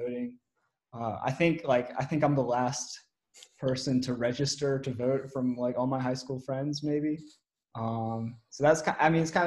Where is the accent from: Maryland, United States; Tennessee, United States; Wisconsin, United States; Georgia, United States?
Maryland, United States; Silver Spring; moved away as an adult; now in Memphis, United States; I am from Silver Spring, Maryland